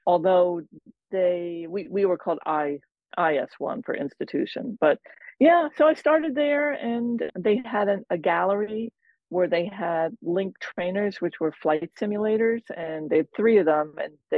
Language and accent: English; New York, United States; also born or lived in Washington, District of Columbia, United States; now in Maine, United States; But I grew up in New York, in the New York metro area, and I lived in DC for 14 years before I moved here.